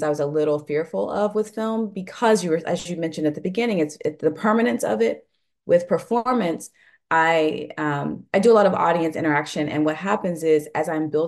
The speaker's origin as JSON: {"language": "English", "region": "the South", "country": "United States", "also_born_or_lived": "New York", "moved": "yes", "lives_now": "New Orleans, United States", "said": "I'm originally from the South, and so for me, New Orleans was a beautiful blend of like Southern roots"}